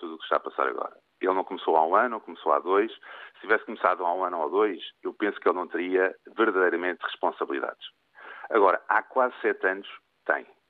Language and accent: Portuguese; Portugal; also born or lived in Lisbon; enquanto português